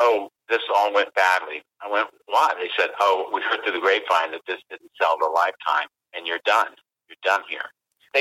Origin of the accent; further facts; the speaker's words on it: West Virginia, United States; we're from West Virginia